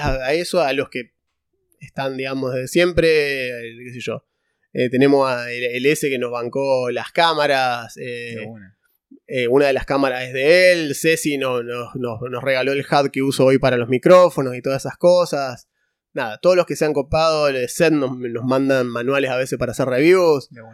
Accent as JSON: {"language": "Spanish", "region": "Santa Fe", "country": "Argentina", "said": "hay gente que pensaba que éramos de capital nosotros eh, y somos de Santa Fe"}